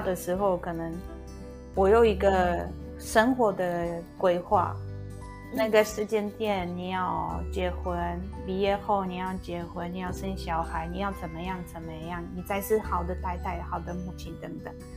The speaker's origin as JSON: {"language": "Chinese", "country": "Poland", "second_language": "Chinese", "moved": "as an adult", "lives_now": "Taichung, Taiwan", "said": "高中的时候，大学的时候，我是会，在我自己的国家，在我的老家，我常常会去参加一些文化的交流"}